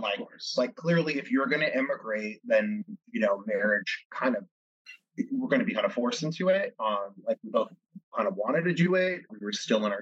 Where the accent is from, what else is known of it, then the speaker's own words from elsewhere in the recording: California, United States; also born or lived in Israel; I was born in California, raised in California, two Canadian parents